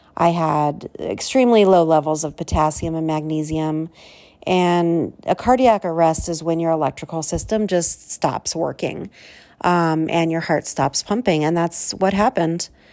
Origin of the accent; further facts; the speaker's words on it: Southern California, United States; I was, uh, born and raised in Southern California